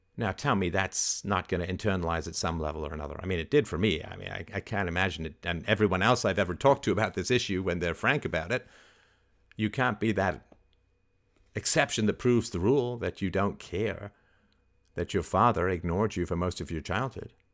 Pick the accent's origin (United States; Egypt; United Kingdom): United Kingdom; England; I had hamsters when I was growing up in England